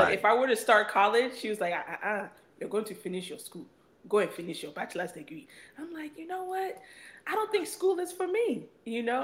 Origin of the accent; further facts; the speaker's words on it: New Jersey, United States; I'm the only first gen Ghanaian American child. And I wanted to basically tie in my culture, being Ghanaian, my heritage, being from the Adangbe tribe, being able to tie all that into the fact that I was born in New Jersey